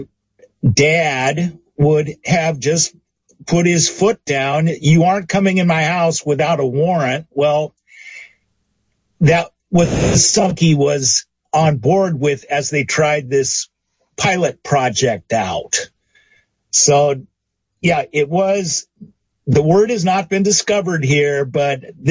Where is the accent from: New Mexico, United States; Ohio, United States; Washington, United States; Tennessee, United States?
Washington, United States; Seattle; I'm from Seattle.